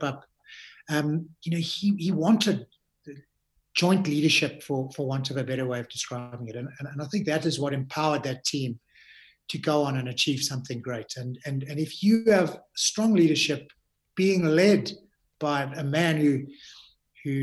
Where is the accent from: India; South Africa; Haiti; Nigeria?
South Africa; as a South African rugby player